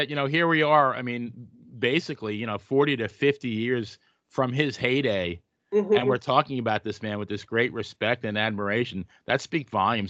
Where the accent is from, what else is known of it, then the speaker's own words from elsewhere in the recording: Long Island, New York, United States; I grew up in New York. I grew up in Long Island, New York